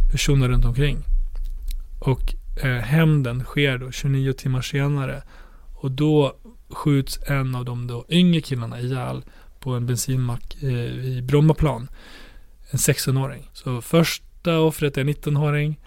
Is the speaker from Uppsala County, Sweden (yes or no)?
no; Borlänge, Dalarna County, Sweden; min hemstad Borlänge